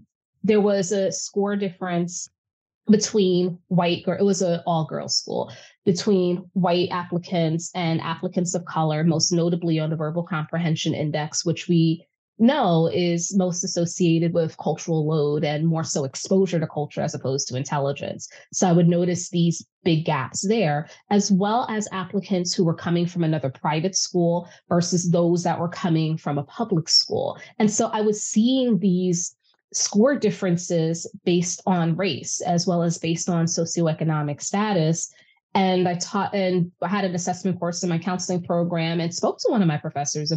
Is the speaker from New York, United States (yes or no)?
yes; New York City, New York, United States; I'm born and raised in New York City, and specifically I grew up in Harlem